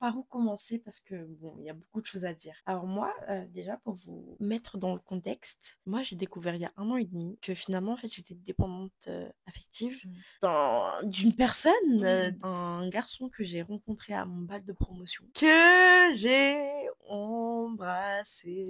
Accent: Madagascar; Je suis malgache

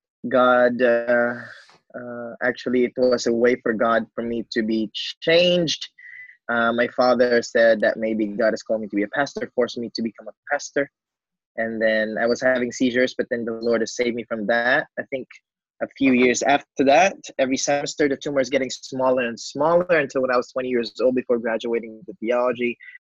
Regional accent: Bacolod, Western Visayas, Philippines; I am from the Philippines, an island called Negros Occidental, Bacolod City.

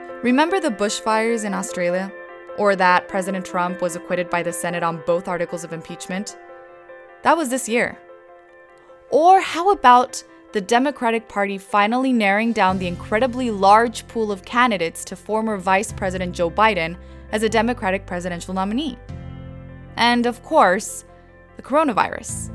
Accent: Mexico; I'm from Mexico

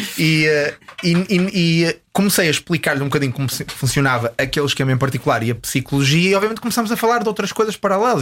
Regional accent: Porto, Norte, Portugal; moved away as an adult; now in Los Angeles, United States; tenho muitas saudades de Portugal, especificamente do Porto, de onde eu, de onde eu sou.

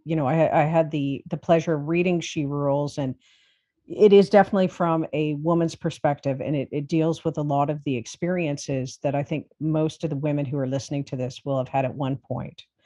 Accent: Toronto, Ontario, Canada; I'm from Toronto

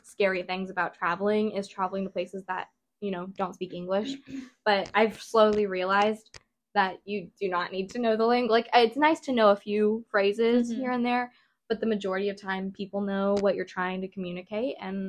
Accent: Midwest, United States; because we're from the Midwest

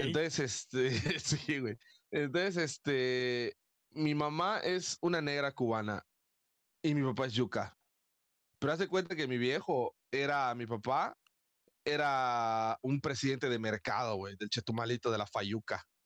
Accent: Mérida, Yucatán, Mexico; una persona como yo, que soy de Mérida

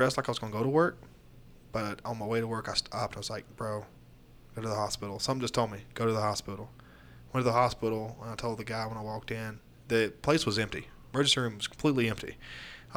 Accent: Florida, United States; moved away; I grew up there

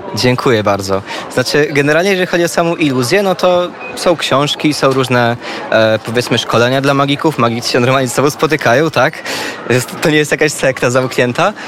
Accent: Lublin, Lublin Voivodeship, Poland; ja jestem z Lublina generalnie i od bardzo małego chłopaka, pamiętam jak miałem 10, 11, 12 lat

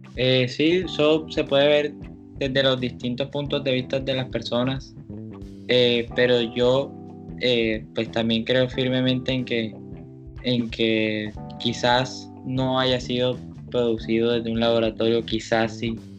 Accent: Colombia; como colombiano

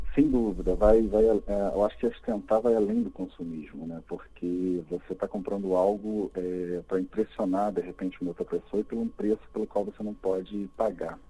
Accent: Rio de Janeiro, Brazil; eu sou seu conterrâneo, Ricardo, também sou do Rio de Janeiro

